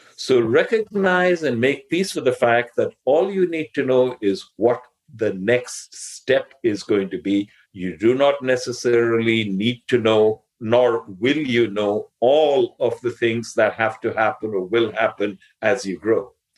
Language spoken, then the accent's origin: English; India; English is a second language; I'm Indian and I grew up learning English by reading rather than by speaking